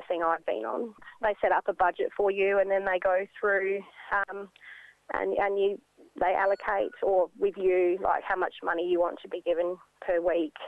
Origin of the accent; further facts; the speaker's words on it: Ceduna, South Australia, Australia; I'm a young Aboriginal mother born and raised in Ceduna.